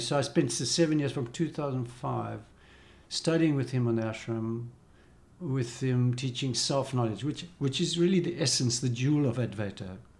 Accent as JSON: {"language": "English", "country": "South Africa", "said": "as a South African, we weren't allowed to go to India at that time."}